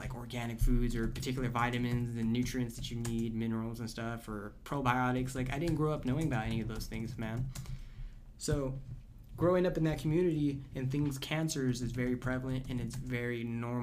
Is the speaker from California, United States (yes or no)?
yes; Orosi, California, United States; I grew up in Orosi, California